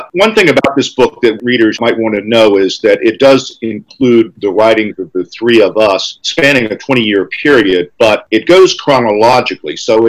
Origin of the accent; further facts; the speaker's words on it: North Carolina, United States; moved away as an adult; also born or lived in New York; I'm from North Carolina